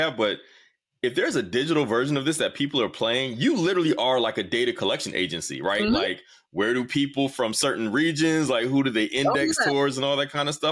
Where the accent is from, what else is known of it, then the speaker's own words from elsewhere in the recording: the South, United States; I'm a Southerner